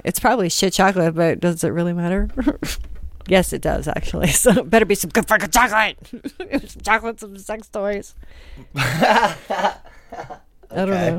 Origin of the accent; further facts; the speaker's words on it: Springs, Florida, United States; We're from Springs.